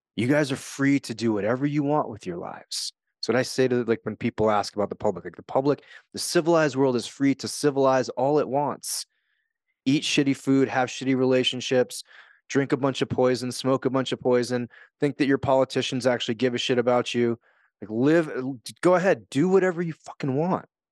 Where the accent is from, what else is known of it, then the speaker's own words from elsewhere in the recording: United States; moved away as an adult; also born or lived in Japan; I'm an American. I grew up in a system. I moved to Japan.